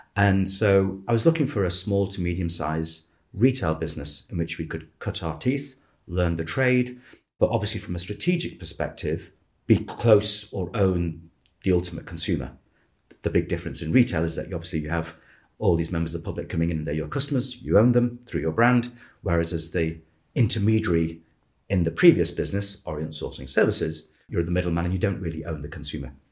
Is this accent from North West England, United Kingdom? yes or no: yes; Manchester, North West England, United Kingdom; I was born in Manchester.